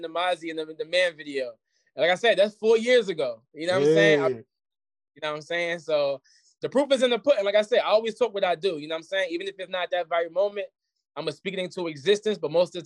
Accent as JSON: {"language": "English", "town": "Jersey City", "region": "New Jersey", "country": "United States", "moved": "yes", "said": "I'm from the hill. I'm from Clinton Carteret. You know what I'm saying? That's the block I'm from."}